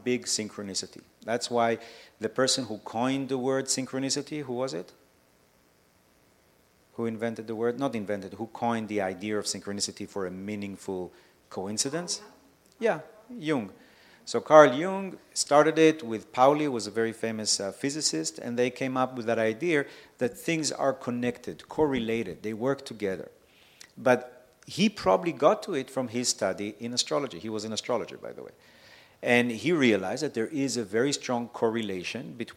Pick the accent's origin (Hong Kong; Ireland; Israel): Israel; moved away; also born or lived in Mexico; I grew up in Israel, so I saw everything in that sense